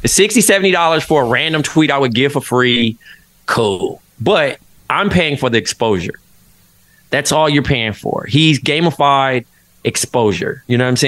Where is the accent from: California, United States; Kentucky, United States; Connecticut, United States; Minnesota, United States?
California, United States; Compton; moved away as an adult; now in Brooklyn, United States; growing up in Compton, which is such a, like, historic city